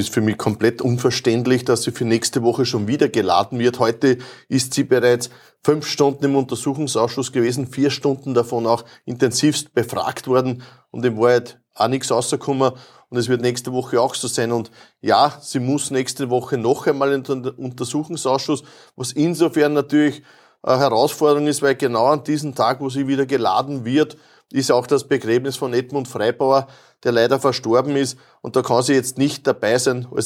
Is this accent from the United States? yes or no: no; Lower Austria, Austria; Ich habe gesagt, na, bei uns in Niederösterreich, wir sagen Grüß Gott.